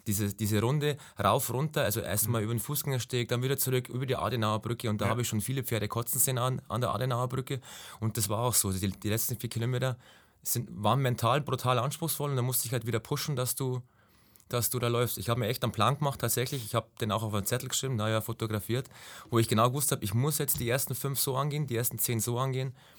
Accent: Ingolstadt, Bavaria, Germany; komme aus Ingolstadt, also bin geboren in Ingolstadt, bin gebürtiger Schanzer innerhalb der Stadtmauer

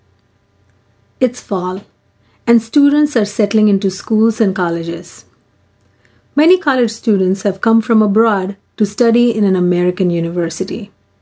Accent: Nagpur, Maharashtra, India; moved away; I grew up near Nagpur and Pune

